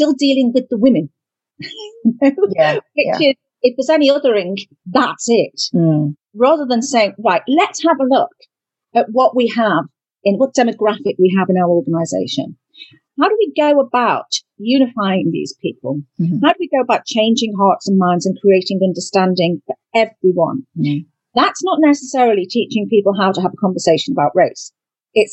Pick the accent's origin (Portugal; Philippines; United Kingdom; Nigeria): United Kingdom; We're very traditional as British people